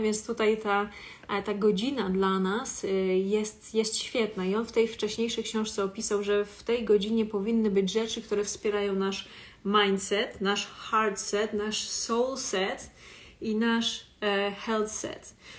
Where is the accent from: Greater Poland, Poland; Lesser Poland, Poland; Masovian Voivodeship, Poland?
Masovian Voivodeship, Poland; Warsaw; jestem z Warszawy